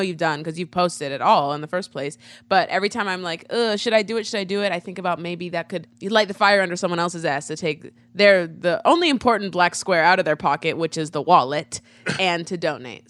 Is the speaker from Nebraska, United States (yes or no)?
yes; Nebraska, United States; in Nebraska, in my home state